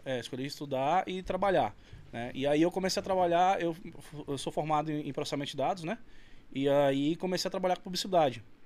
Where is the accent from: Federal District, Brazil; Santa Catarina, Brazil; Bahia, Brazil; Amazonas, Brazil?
Amazonas, Brazil; Carauari; also born or lived in Manaus; Nasci em Carauari